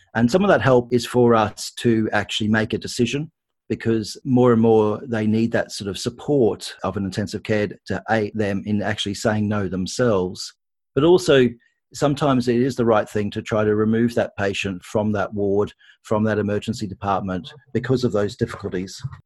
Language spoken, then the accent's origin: English; Australia; accent: Australian; moved away as an adult; now in United Kingdom; Probably people can pick from my accent, I am Australian, so I've trained in Australia and the UK